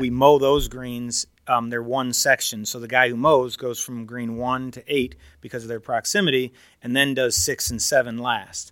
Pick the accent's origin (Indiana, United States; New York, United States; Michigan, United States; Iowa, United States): Michigan, United States; near Detroit; I grew up near Detroit